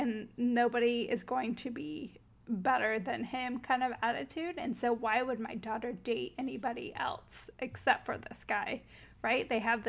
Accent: South Carolina, United States; I'm from South Carolina. I'm from a podunk. Well, it's not a small town, but I'm from a very southern town

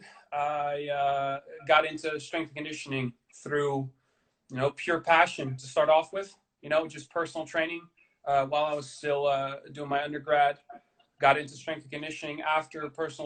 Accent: Amsterdam, North Holland, Netherlands; I'm from Amsterdam

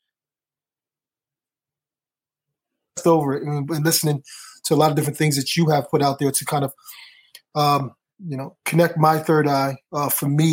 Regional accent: Philadelphia, Pennsylvania, United States; Growing up in Philadelphia, you had … to live around the corner

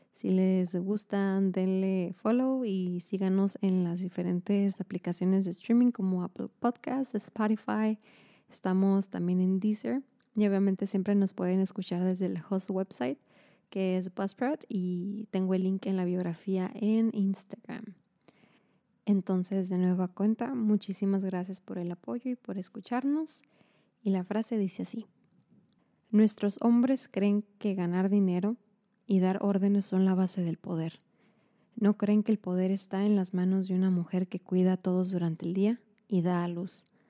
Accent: Mexico; como mexicanos

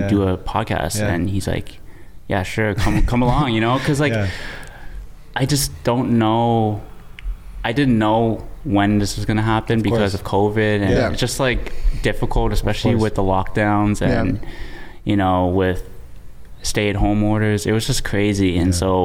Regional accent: Mississauga, Ontario, Canada; Born and raised in Mississauga

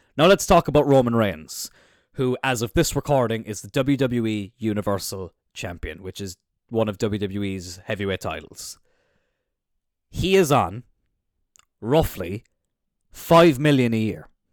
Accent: Cork, Munster, Ireland; I'm from Cork

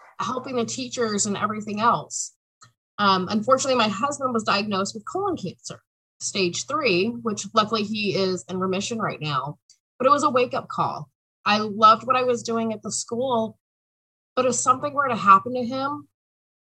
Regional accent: Southern California, United States; moved away as an adult; now in Oregon, United States; I was born and raised in Southern California, but have been in Oregon

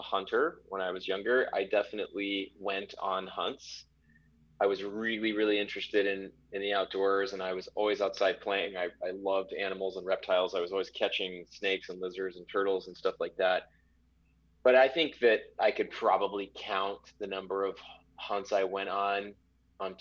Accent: Dallas, Texas, United States; moved away as an adult; also born or lived in Los Angeles / Tanzania; now in Livingston, United States; moved back to Dallas, my hometown

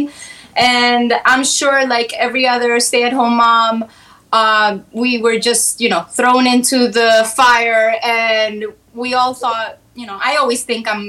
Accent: New York City, New York, United States; I grew up in Spanish Harlem

